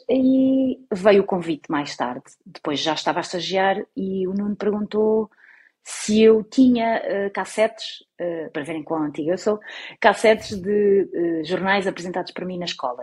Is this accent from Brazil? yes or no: no; Algarve, Portugal; moved away; also born or lived in Lisbon / Madeira / Torres Vedras; eu nasci em Lisboa, mas eu não me considero de Lisboa, eu considero-me do Algarve. Portanto, muitas vezes eu digo, mas deve, eu sou do Algarve